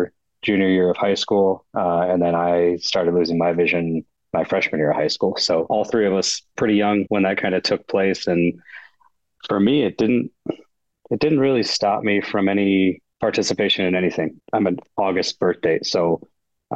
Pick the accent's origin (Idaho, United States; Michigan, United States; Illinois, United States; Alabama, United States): Michigan, United States; Battle Creek; also born or lived in Kalamazoo, Michigan; born and raised in Battle Creek, Michigan, so kind of southwest corner of the Lower Peninsula